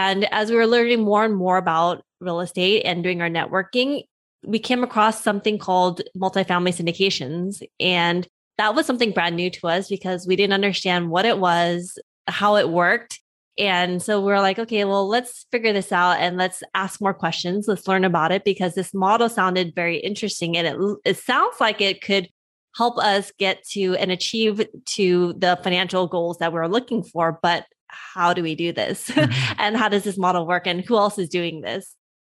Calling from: California, United States; I'm zooming in from Southern California.

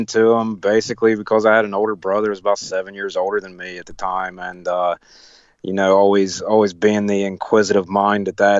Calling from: Nashville, Tennessee, United States; Nashville. Tennessee.

